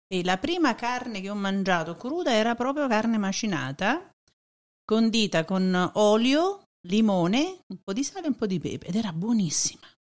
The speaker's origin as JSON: {"language": "Italian", "town": "Naples", "region": "Campania", "country": "Italy", "moved": "yes", "lives_now": "United States", "said": "sono proprio di Napoli"}